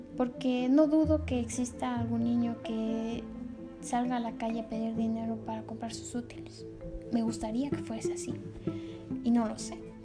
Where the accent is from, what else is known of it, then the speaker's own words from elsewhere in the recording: Mexico; nosotros como humanos, como mexicanos